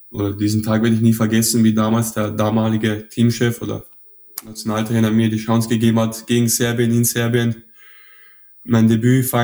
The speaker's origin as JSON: {"language": "German", "town": "Mödling", "region": "Lower Austria", "country": "Austria", "tie": "born or raised there", "also_born_or_lived": "Vienna", "accent": "Viennese", "moved": "as an adult", "said": "aufgewachsen, aber immer in Wien in die Schule gegangen. Das ist quasi in Niederösterreich, so am Rand von Wien"}